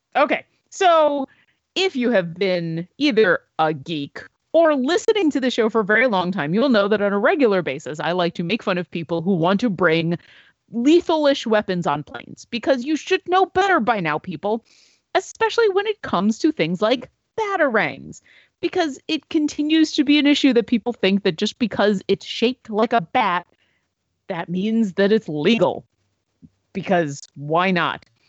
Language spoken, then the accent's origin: English; Buffalo, New York, United States; my hometown, the Buffalo Niagara International Airport.